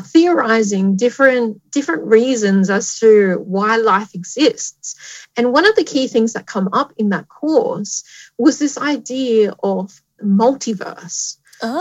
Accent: Tamworth, New South Wales, Australia; moved away as an adult; also born or lived in Newcastle, New South Wales; I grew up in Tamworth, New South Wales.

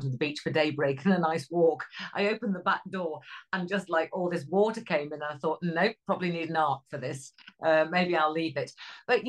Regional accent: Cheshire, North West England, United Kingdom; I'm from Cheshire

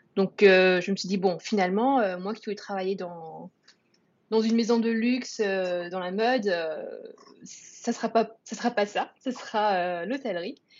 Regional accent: France; also born or lived in Singapore; je répondrai en français, puisque je suis française

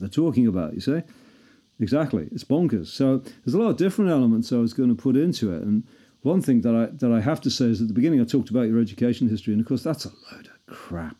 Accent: Liverpool, North West England, United Kingdom; I'm a Scouser

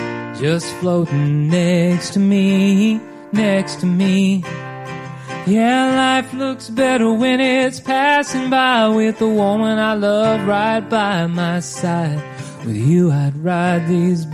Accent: Nashville, Tennessee, United States; also born or lived in Texas / Houston, Texas; I grew up in Nashville, but I was also born in Texas. So I kind of claim both.

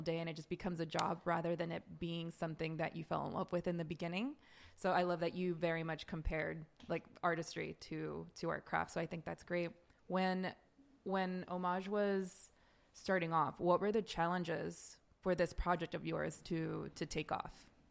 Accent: Los Angeles, California, United States; now in New York, United States; I am born and raised in Los Angeles

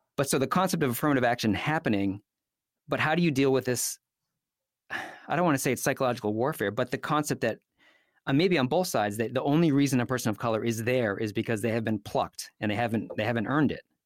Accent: United States; I was born in this country. I'm an American

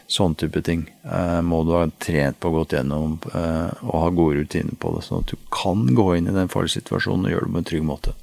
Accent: Nesodden, Akershus, Norway; jeg vokste opp på Nesodden, helt ut på tuppen der med hav på alle kanter

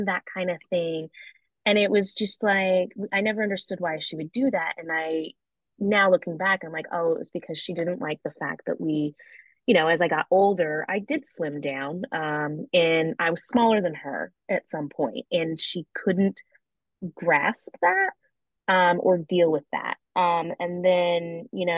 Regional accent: the South, United States; I grew up in the South, so we did get spanked

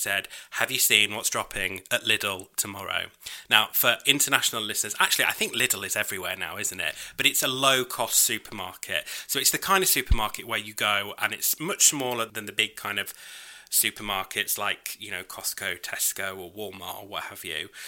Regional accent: United Kingdom; I'm British.

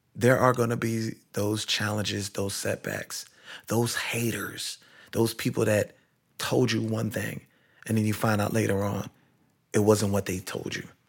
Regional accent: Kingston, Jamaica; moved away; I'm originally from Kingston, Jamaica, in Barbican Row

